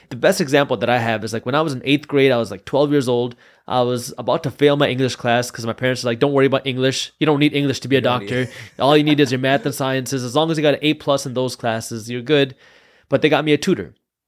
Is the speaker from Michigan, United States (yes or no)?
yes; Detroit, Michigan, United States; And so I was born here in the Metro Detroit area. And growing up, like a lot of first-generation immigrants, my parents were very strict on education.